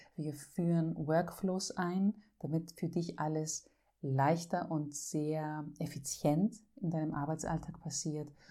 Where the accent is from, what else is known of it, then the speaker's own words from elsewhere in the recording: Greece; als Griechin